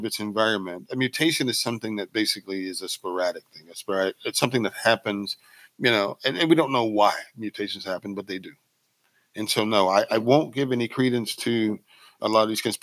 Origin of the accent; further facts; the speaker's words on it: Mississippi, United States; I'm from Mississippi